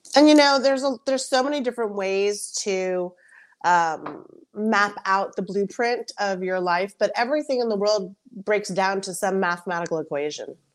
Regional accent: United States; I'm a first generation American, so I'm Colombian American

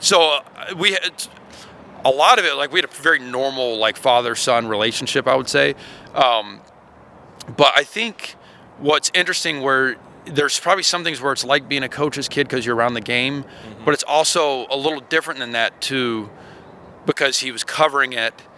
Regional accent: Georgia, United States; now in Alabama, United States; I'm from Georgia.

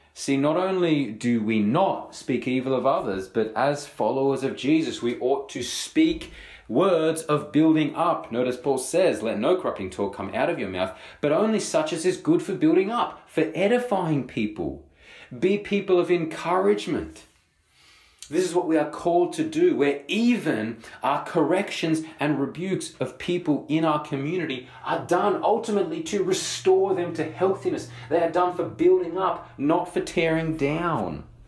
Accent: Australia

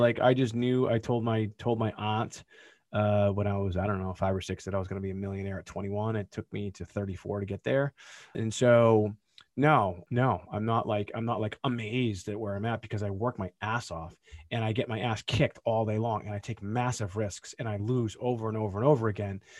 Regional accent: Boston, Massachusetts, United States; We're from Boston, so wicked's a thing

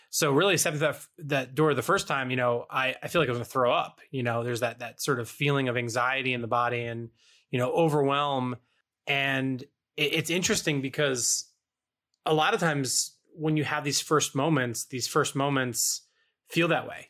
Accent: East Coast, United States; growing up on the East Coast

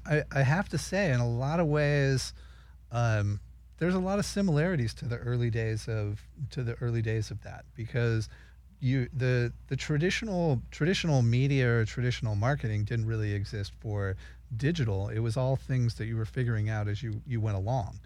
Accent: Redondo Beach, California, United States; Redondo Beach, California

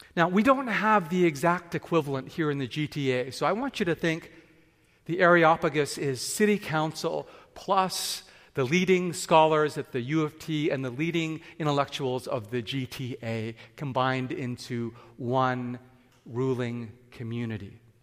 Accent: Vancouver, British Columbia, Canada; also born or lived in Japan / England / Tokyo; I grew up in Vancouver, and as a teenager

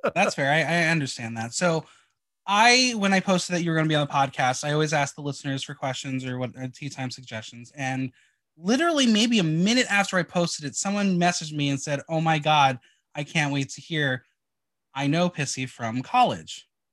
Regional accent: New Jersey, United States; I am from North Jersey

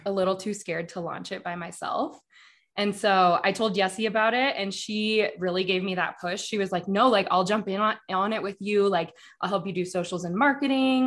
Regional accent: Denver, Colorado, United States; I grew up in Denver

